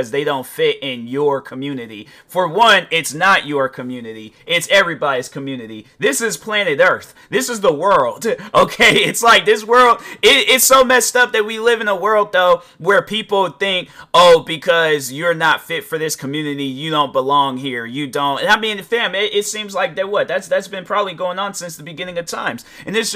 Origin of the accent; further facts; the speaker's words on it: United States; I'm African American